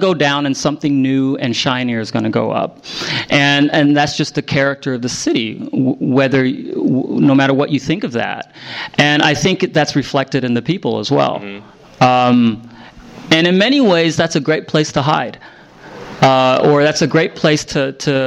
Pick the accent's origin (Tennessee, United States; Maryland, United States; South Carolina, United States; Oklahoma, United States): Oklahoma, United States; Broken Arrow; moved away; also born or lived in Vietnam / Las Vegas, Nevada; I only had two Vietnamese friends growing up in Broken Arrow, Oklahoma, right out of Tulsa.